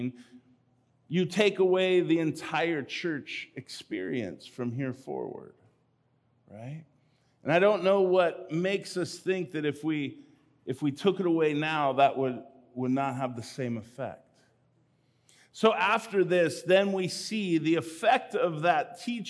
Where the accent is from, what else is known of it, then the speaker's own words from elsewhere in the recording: California, United States; I grew up in California